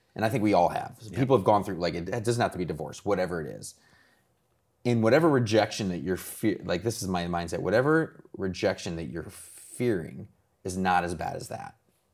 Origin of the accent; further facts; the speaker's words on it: Ohio, United States; I'm from Ohio.